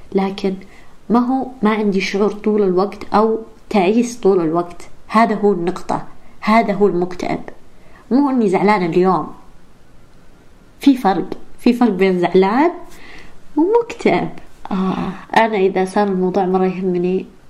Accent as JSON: {"language": "Arabic", "country": "Saudi Arabia", "tie": "born or raised there", "lives_now": "Riyadh, Saudi Arabia", "said": "الإنجليزي اللي درسته، درسته بالسعودية. ب-, يعني بالمدارس كان مرة سيء"}